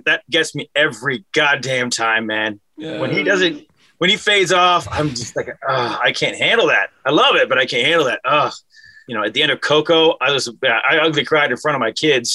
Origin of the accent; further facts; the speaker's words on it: Cleveland, Ohio, United States; growing up in Cleveland